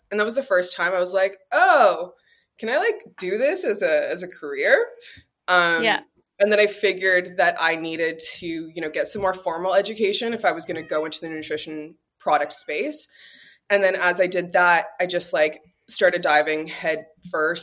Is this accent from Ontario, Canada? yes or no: yes; Toronto, Ontario, Canada; now in Los Angeles, United States; I'm originally from Toronto